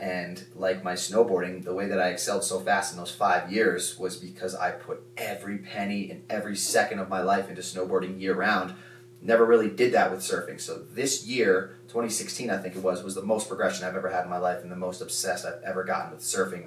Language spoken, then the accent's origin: English; Connecticut, United States; moved away; I'm from Connecticut